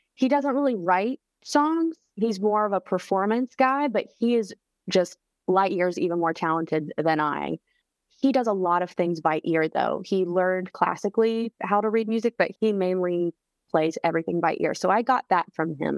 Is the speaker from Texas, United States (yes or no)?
no; Charlotte, North Carolina, United States; now in Nashville, United States; my hometown of Charlotte